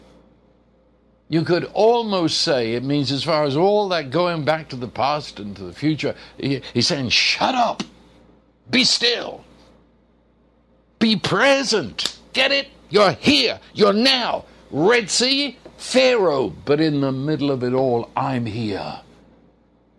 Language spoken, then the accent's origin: English; England, United Kingdom; When I was in school in England